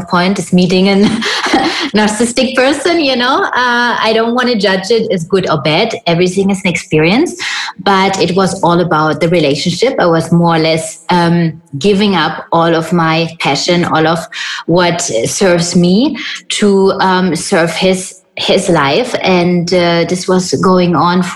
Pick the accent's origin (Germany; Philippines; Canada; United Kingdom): Germany; moved away as an adult; also born or lived in Hollywood Hills; I'm born and raised in Germany